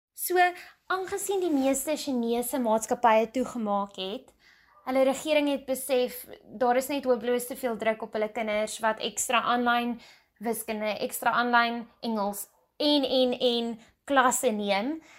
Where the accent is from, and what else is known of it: South Africa